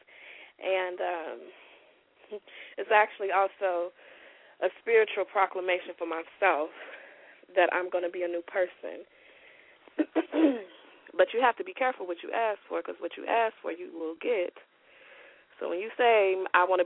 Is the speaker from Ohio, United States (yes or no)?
yes; Cincinnati, Ohio, United States; I'm from Cincinnati